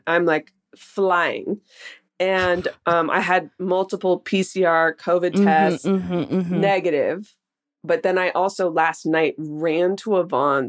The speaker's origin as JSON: {"language": "English", "town": "Oakland", "region": "California", "country": "United States", "tie": "born or raised there", "also_born_or_lived": "El Cerrito, California", "said": "I grew up in the Bay Area in Oakland, California. My dad lived in El Cerrito, actually, and my mom lived in Rockridge in Oakland."}